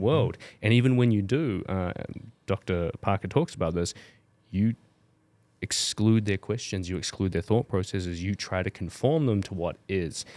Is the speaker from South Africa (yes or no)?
no; New Zealand; moved away; growing up in New Zealand, and I grew up in the generation that st-, really started learning, um, Te Reo in, in school from five year old